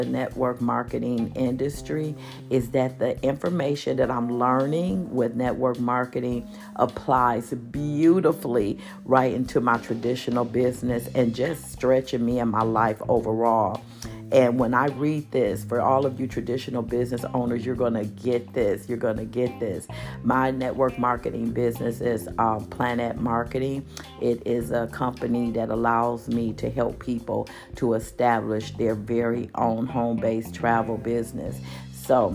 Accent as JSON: {"language": "English", "town": "Milwaukee", "region": "Wisconsin", "country": "United States", "tie": "born or raised there", "moved": "yes", "lives_now": "Phoenix, United States", "said": "my hometown, Milwaukee, Wisconsin"}